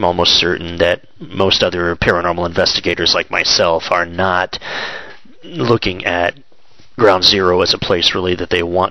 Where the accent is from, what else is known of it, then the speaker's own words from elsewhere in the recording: Chillicothe, Ohio, United States; I'm from Chillicothe, Ohio, which is Ohio's first capital